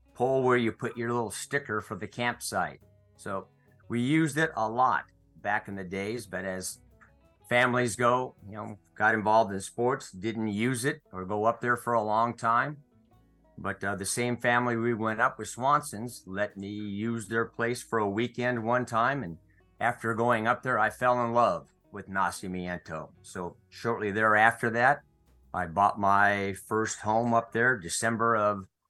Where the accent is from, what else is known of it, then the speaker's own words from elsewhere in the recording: Ventura, California, United States; Born and raised in Ventura, California